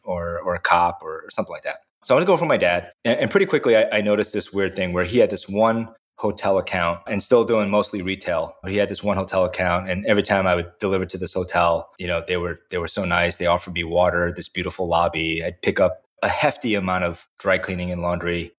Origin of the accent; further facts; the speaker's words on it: the Midwest near Indiana, United States; also born or lived in South Korea; I grew up in the Midwest near Indiana